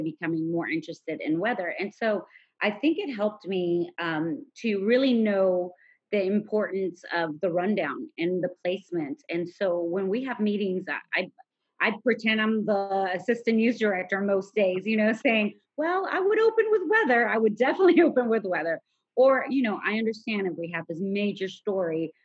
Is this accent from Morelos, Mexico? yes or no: no; Mexico City, Mexico; moved away as an adult; now in United States; I grew up in Mexico, in Mexico City